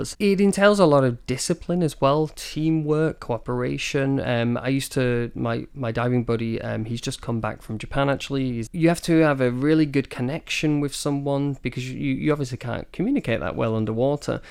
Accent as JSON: {"language": "English", "town": "Manchester", "region": "North West England", "country": "United Kingdom", "also_born_or_lived": "Scotland", "moved": "as an adult", "lives_now": "Taiwan", "said": "I'm originally from the U K. I'm from Manchester in the, in the north of England"}